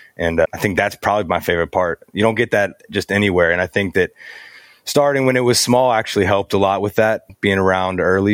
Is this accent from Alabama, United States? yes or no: yes; Alabama, United States; I'm from Alabama